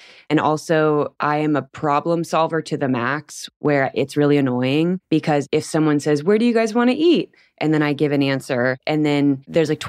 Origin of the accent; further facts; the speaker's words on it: Anaheim, California, United States; moved away as an adult; also born or lived in Long Beach, California / Paris / Australia; now in Nebraska, United States; I was born in California and I grew up in Anaheim right next to Disneyland.